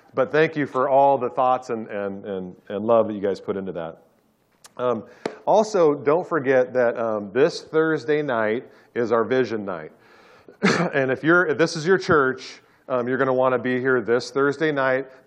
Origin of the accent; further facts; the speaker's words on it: Orange County, California, United States; I grew up in Orange County